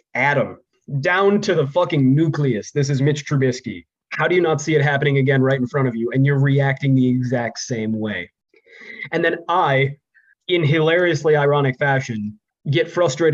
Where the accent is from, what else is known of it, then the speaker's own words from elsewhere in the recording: Los Angeles, California, United States; my hometown LA Rams